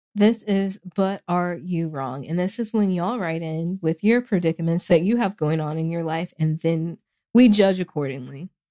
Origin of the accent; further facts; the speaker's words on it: the South, United States; I'm from the South